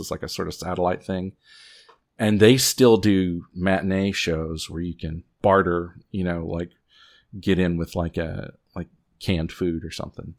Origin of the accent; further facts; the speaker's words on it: Southwest Virginia, United States; I'm from Southwest Virginia